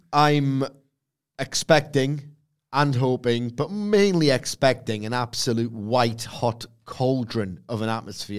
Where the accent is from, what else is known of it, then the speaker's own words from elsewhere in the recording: Newcastle upon Tyne, North East England, United Kingdom; as a Geordie